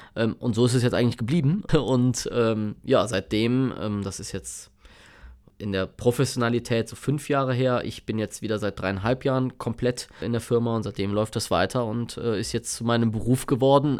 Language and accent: German; Bonn, North Rhine-Westphalia, Germany; bin nicht weit von hier aufgewachsen, wo wir gerade sind. Ähm, in, in Plittersdorf, ja, als, als Kind zur Schule gegangen, später dann in, in Godesberg äh, und ja, hab, bin eigentlich ein Bönsche Jung durch und durch